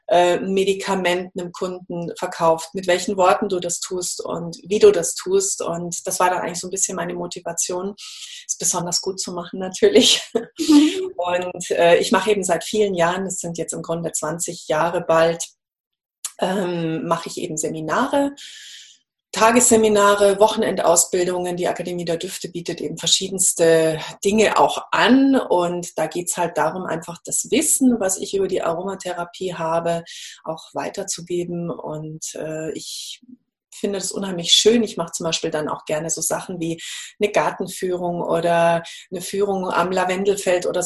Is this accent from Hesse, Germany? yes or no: no; Munich, Bavaria, Germany; also ich bin in München aufgewachsen und habe da auch studiert